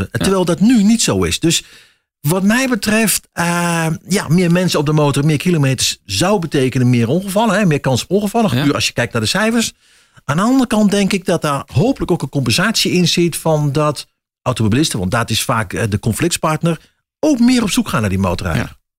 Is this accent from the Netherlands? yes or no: yes; Achterhoek, Gelderland, Netherlands; accent: Achterhoek; moved away; also born or lived in Raalte area; hoor het aan mijn accent. Ik ben echt achter, achterhoek wat dat betreft. En eh, ja, daar blijft, zit toch een soort roots.